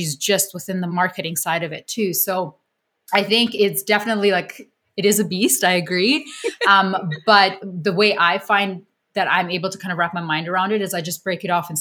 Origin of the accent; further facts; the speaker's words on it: Canada; I'm Canadian